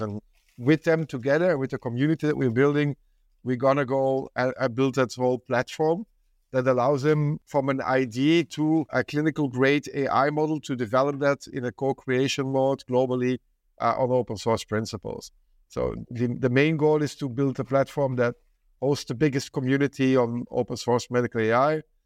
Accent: Belgium; I come from Belgium

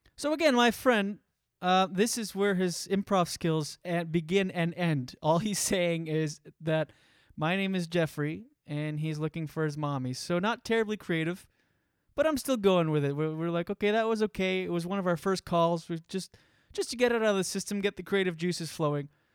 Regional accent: East Coast of Canada, Canada; moved away as an adult; also born or lived in Moncton / Ottawa / New York; the East Coast of Canada, where I'm from

